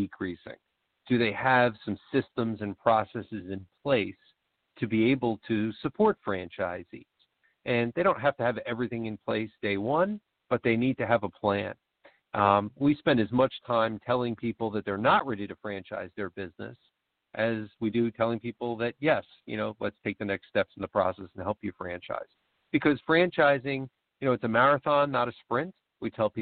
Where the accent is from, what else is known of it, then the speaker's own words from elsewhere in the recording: New York, United States; also born or lived in Virginia; now in Philadelphia suburbs, United States; my wife's family is from New Jersey, and I was from New York